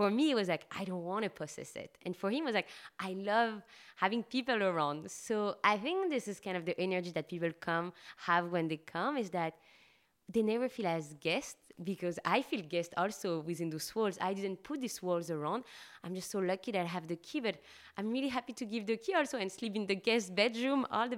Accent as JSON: {"language": "English", "town": "Paris", "region": "Île-de-France", "country": "France", "tie": "born or raised there", "said": "In France, in Paris."}